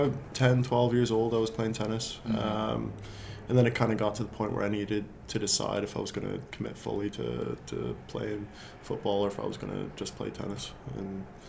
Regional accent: Kentville, Nova Scotia, Canada; born there; I was born in Kentville, Nova Scotia.

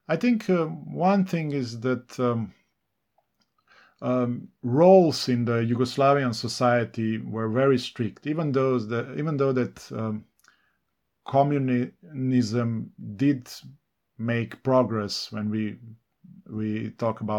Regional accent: Ljubljana, Slovenia; first language Serbo-Croatian; English is a second language; I grew up in Ljubljana, in a Fužine, which is very urban area

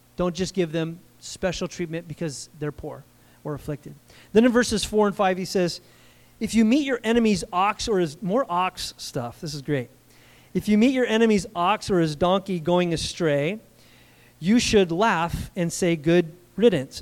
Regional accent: United States; I'm an American

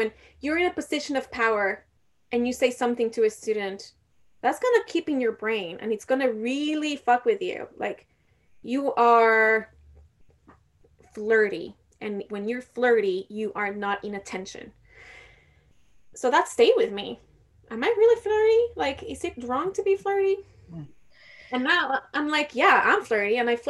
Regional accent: Mexico; I'm not from India, I'm from Mexico.

